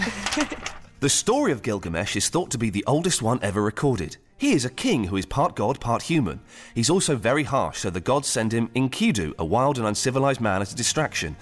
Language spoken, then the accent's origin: English; England, United Kingdom; I'm English